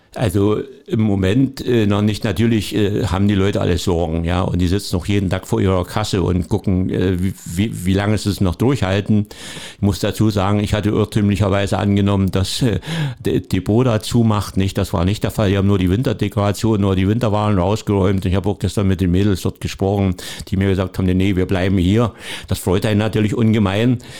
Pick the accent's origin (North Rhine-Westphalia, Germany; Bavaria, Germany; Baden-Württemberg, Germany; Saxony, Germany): Saxony, Germany; Leutersdorf; accent: rolling R; moved away as an adult; also born or lived in Dresden; now in Cottbus, Germany; ich bin kein gebürtiger Cottbusser, das stimmt. Ich komme aus der Oberlausitz und Neugerstau.